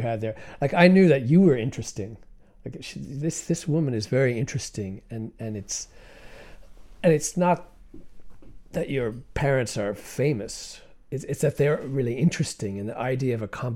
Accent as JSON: {"language": "English", "region": "Connecticut", "country": "United States", "tie": "born or raised there", "said": "I grew up in Connecticut, kind of, outside New York City"}